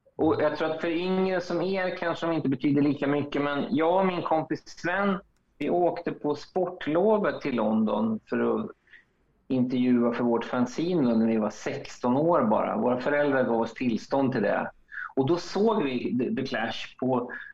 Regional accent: Linköping, Östergötland, Sweden; moved away; i Linköping, där jag kommer ifrån

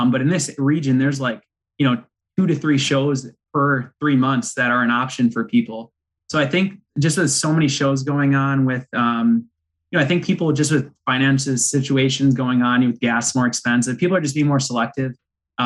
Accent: Pittsville, Wisconsin, United States; I'm from Pittsville, Wisconsin, which is a very small town. If you look it up, 800 people, that's, you know, where we live today

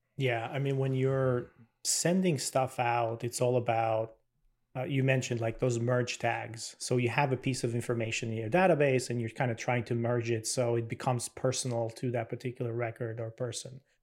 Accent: Albania; moved away as an adult; now in United States; I'm originally from Albania.

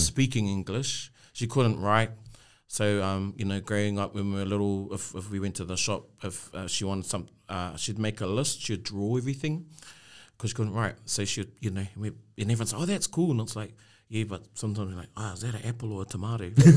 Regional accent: Rotorua, Bay of Plenty, New Zealand; I was born there and brought up there

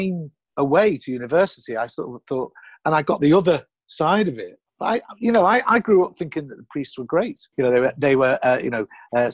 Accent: Liverpool, North West England, United Kingdom; now in London, United Kingdom; when I was growing up in Liverpool, we didn't get taught about the Empire at all

